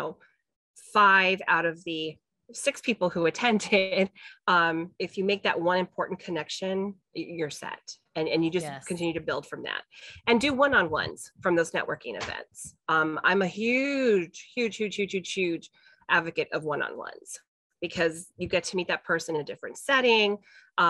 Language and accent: English; California, United States; moved away; I'm from California